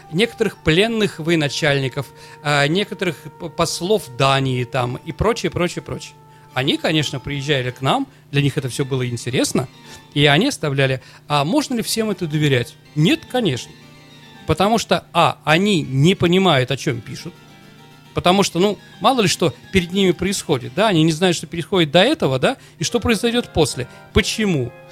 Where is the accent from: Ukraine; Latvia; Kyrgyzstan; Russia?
Russia; Saint Petersburg; Как я, нормальный ленинградец, не могу нормально смотреть на немцев, когда мы вспоминаем блокаду.